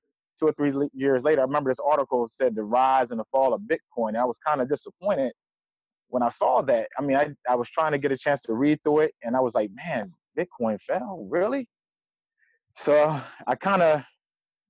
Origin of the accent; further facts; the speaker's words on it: Eastern Shore of Maryland, United States; I'm from the Eastern Shore of Maryland